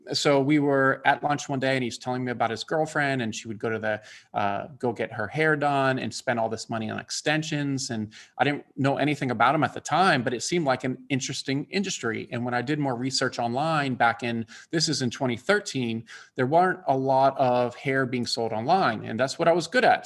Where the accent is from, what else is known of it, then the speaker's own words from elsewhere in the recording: Bethesda, Maryland, United States; now in Atlanta, United States; I grew up in Bethesda, Maryland